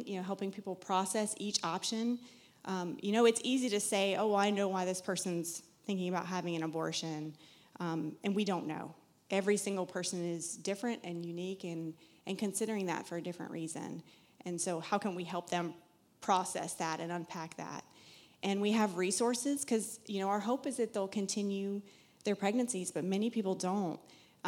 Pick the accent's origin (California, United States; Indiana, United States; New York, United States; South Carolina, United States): South Carolina, United States; moved away as an adult; now in Massachusetts, United States; You'll hear an accent. I'm from South Carolina originally.